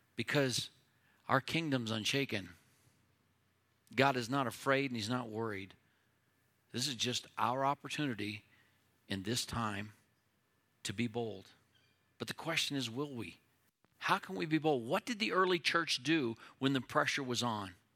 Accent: United States; as an American who loves my country

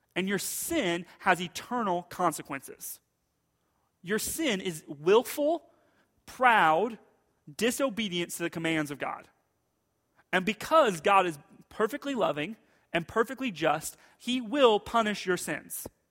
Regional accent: United States; as American Christians

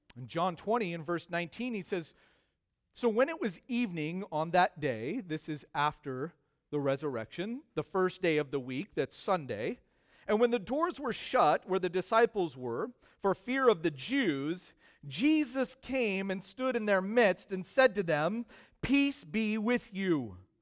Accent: United States; as American Christians

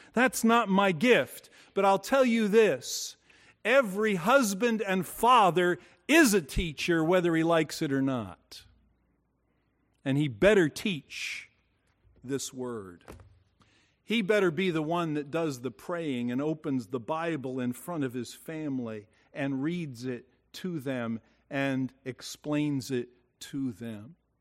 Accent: Bayonne, New Jersey, United States; We lived in a four-story row house as I grew up in Bayonne, New Jersey

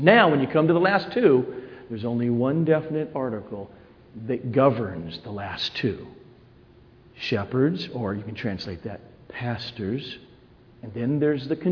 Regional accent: United States; I'm an American, I became a Christian in 1981

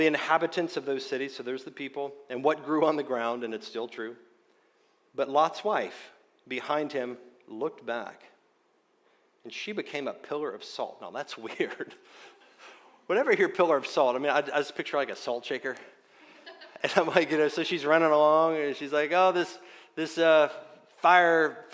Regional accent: Wayne County, West Virginia, United States; I grew up in Wayne County, West Virginia

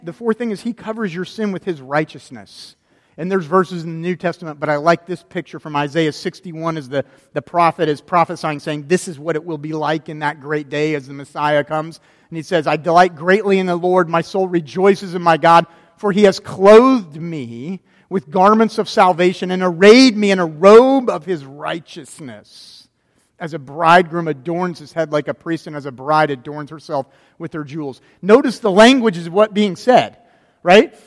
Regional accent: Florida, United States; growing up in Florida, I've been to Disney World a lot of times

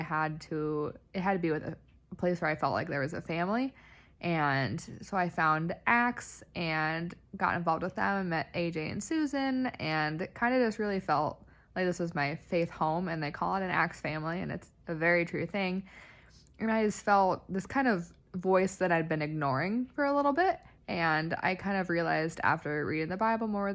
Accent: Iowa, United States; I'm from Iowa, so I'm a Midwesterner

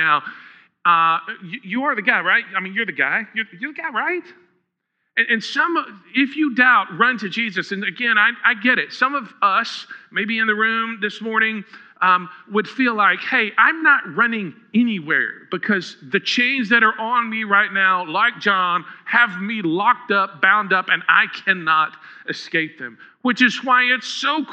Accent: Huntsville, Texas, United States; I grew up in Huntsville

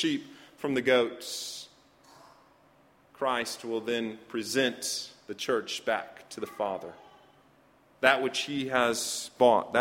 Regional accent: United States

